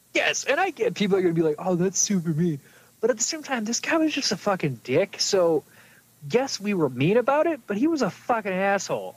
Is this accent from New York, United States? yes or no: yes; New York, United States; moved away; we grew up in New York State, no. But the part of New York State we were in was like the South